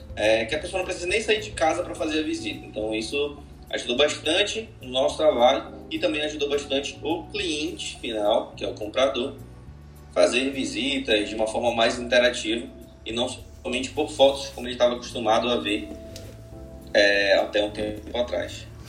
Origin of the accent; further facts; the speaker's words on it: Belém, Pará, Brazil; sou de Belém, trabalho aqui